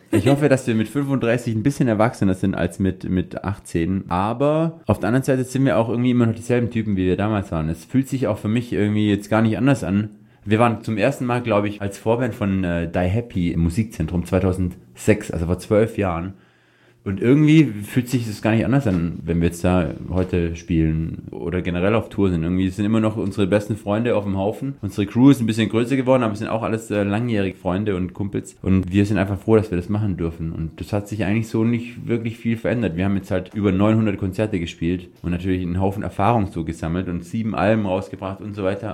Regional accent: Swabia, Germany; ich bin ja Schwabe

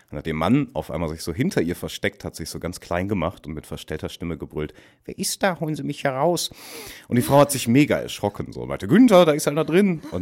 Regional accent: Dortmund, North Rhine-Westphalia, Germany; Auch Dortmund, meine Heimat, irgendwie auch das Ruhrgebiet, der, der Schlag Menschen, der dort haust.

